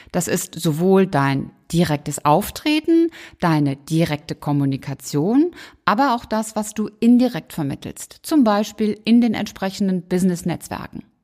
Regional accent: Rhineland, Germany; 11 natürlich meine Zahl als Rheinländerin.

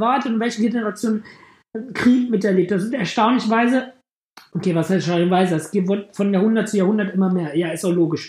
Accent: Germany; als Deutscher

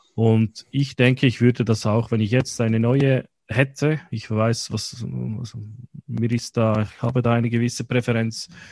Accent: Switzerland; wie wir in der Schweiz sagen

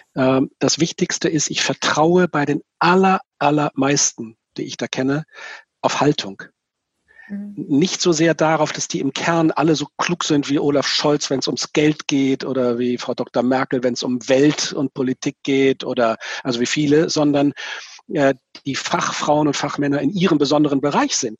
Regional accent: Itzehoe, Schleswig-Holstein, Germany; einen Pastor in Itzelhoch, da wo ich herkomme, kennengelernt habe

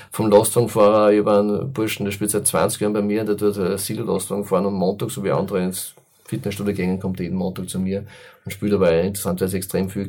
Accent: Enns, Upper Austria, Austria; das war mir ein ganz großes Anliegen für meine Heimatstadt Enns.

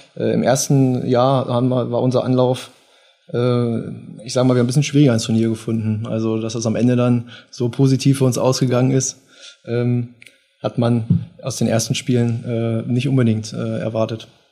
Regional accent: Göttingen, Lower Saxony, Germany; gebürtig aus Göttingen, habe hier gelebt, zur Schule gegangen, ähm, bin hier aufgewachsen

